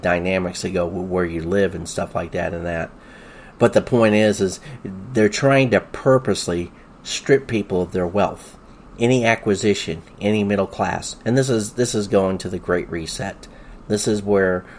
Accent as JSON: {"language": "English", "region": "the South", "country": "United States", "tie": "born or raised there", "said": "I grew up in the South in the 1970s."}